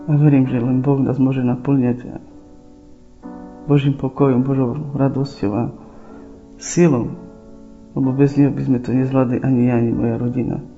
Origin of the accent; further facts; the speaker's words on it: Čičava, Prešov Region, Slovakia; pochádzam z Šičavy.